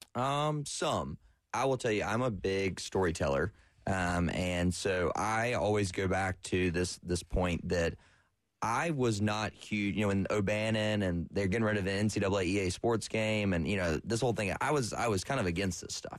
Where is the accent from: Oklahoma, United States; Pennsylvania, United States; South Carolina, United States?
South Carolina, United States; Florence; I'm from Florence originally, went to Carolina